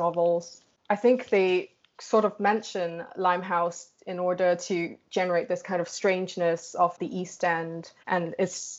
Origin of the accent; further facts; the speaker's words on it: Hong Kong; moved away; also born or lived in United Kingdom; I am originally from Hong Kong, but I spent, I think, the past decade in the UK